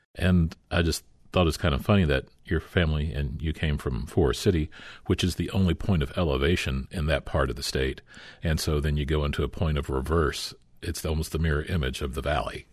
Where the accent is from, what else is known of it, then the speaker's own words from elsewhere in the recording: Springdale, Arkansas, United States; I grew up in Springdale